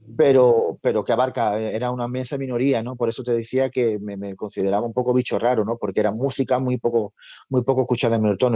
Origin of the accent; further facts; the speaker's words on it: a village in the province of Seville, Andalusia, Spain; now in Madrid, Spain; Yo soy nacido en Sevilla, de un pueblecito de Sevilla y, vivo hace muchos años en Madrid